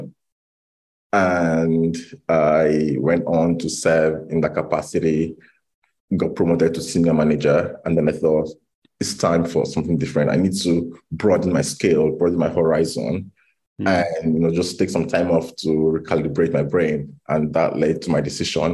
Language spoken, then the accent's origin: English; Nigeria; moved away as an adult; now in London, United Kingdom; growing up in Nigeria